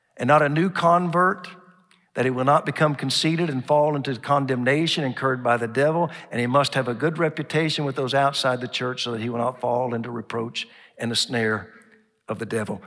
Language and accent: English; Oklahoma, United States; now in Dallas, United States; growing up in Oklahoma